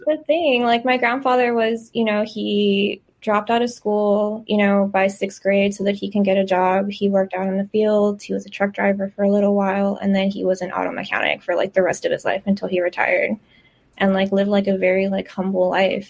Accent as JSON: {"language": "English", "town": "Eagle Pass", "region": "Texas", "country": "United States", "tie": "born or raised there", "said": "growing up in Eagle Pass, Texas, where it's 99.9%, you know, Latinos, Mexicans"}